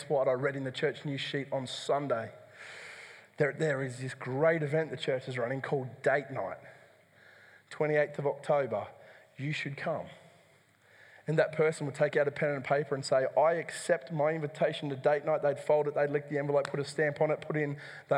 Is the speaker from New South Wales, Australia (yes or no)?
yes; Dubbo, New South Wales, Australia; the church that I grew up in Dubbo